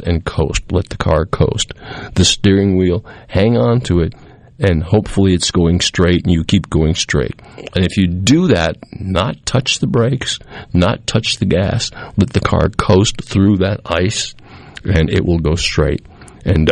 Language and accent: English; New England, United States; moved away; I grew up in New England